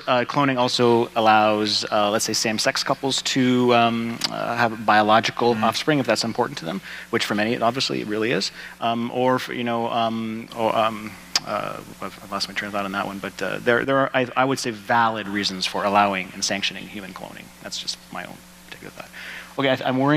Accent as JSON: {"language": "English", "country": "Canada", "said": "I'm Canadian"}